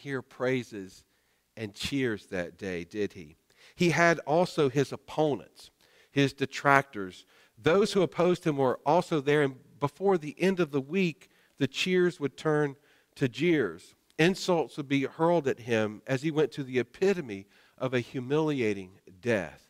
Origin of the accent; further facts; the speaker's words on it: North Carolina, United States; I grew up in North Carolina